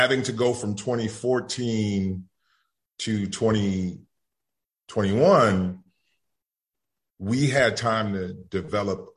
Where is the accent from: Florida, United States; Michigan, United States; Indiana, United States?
Indiana, United States; Gary; moved away; bringing cameras and lights and actors to my hometown and to Indiana